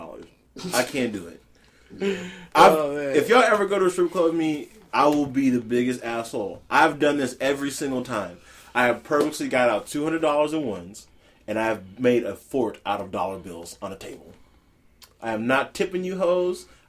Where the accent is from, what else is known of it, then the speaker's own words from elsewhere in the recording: Las Vegas, Nevada, United States; I grew up in Vegas